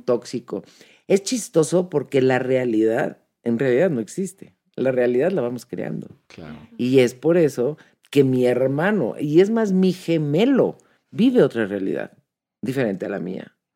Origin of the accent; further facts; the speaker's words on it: Mexico; nosotros como mexicanos